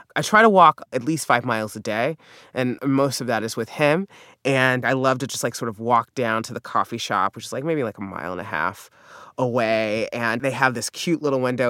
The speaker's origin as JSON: {"language": "English", "region": "the South", "country": "United States", "accent": "southern", "said": "I'm from the South, so I have what we call a pen, pin substitution."}